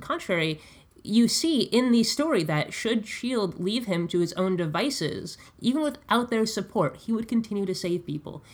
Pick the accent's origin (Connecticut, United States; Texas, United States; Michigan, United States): Connecticut, United States; I'm from Connecticut